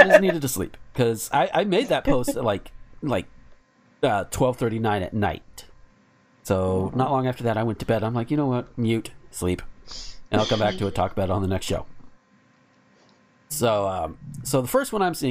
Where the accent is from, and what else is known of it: near Chipley, Florida, United States; born or raised there